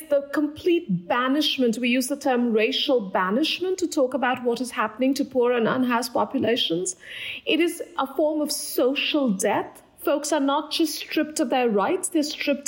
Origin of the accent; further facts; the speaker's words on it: Kolkata, West Bengal, India; moved away; I grew up in Kolkata, India